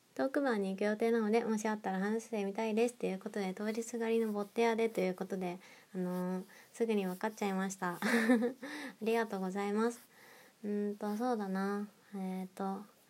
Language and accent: Japanese; Nagoya, Aichi, Japan; moved away; 地元が名古屋なんですけど